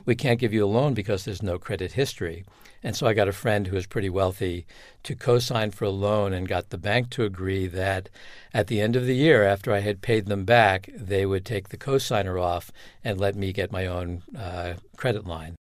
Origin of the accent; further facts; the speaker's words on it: Long Island, New York, United States; moved away; also born or lived in New Hampshire; I grew up in Long Island, New York